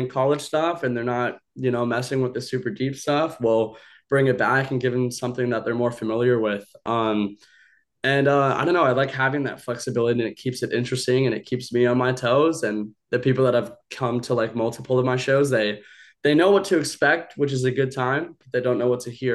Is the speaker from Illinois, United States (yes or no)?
no; Hawaii, United States; moved away; also born or lived in Bali; I grew up half in Hawaii. I spent a lot of my life in Bali.